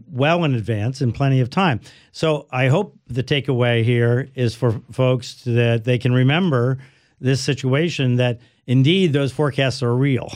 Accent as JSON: {"language": "English", "region": "Florida", "country": "United States", "tie": "born or raised there", "said": "I'm a Floridian. I grew up in Florida and I live in Florida."}